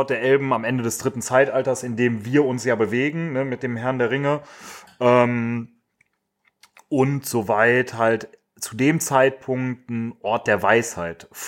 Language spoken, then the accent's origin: German; Düsseldorf, North Rhine-Westphalia, Germany; Wir haben das schon mal erklärt, wir kommen aus Düsseldorf.